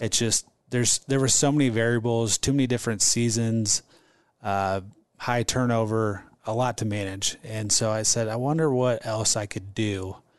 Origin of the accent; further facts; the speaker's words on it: Omaha, Nebraska, United States; stayed in Omaha and got a degree in management and marketing